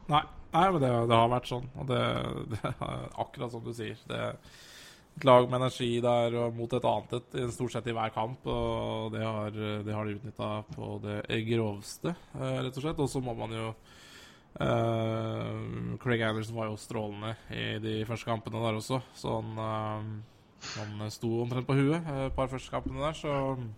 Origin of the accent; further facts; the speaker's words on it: Elverum, Innlandet, Norway; i Lille Elverum, der vi kommer fra.